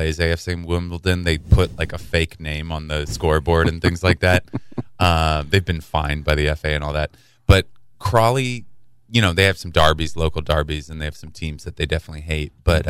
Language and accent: English; Seattle, Washington, United States; I'm from Seattle